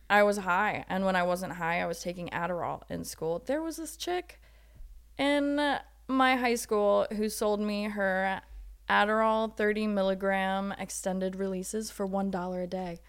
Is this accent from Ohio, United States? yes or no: yes; Ohio, United States; I grew up in a small town in Ohio.